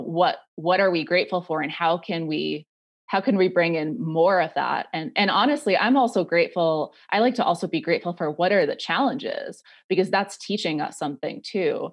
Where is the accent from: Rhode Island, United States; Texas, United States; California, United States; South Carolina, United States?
Rhode Island, United States; moved away as an adult; also born or lived in New York City; I grew up in Rhode Island, um, and I moved to New York City when I was eighteen